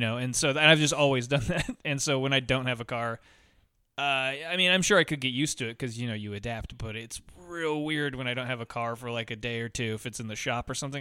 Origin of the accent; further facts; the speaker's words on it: Montana, United States; I grew up in Montana and my grandpa hunted